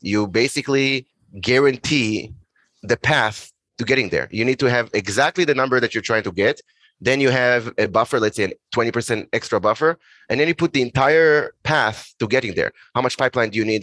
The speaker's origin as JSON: {"language": "English", "country": "Israel", "also_born_or_lived": "Boston, United States", "moved": "as an adult", "said": "originally I'm from Israel."}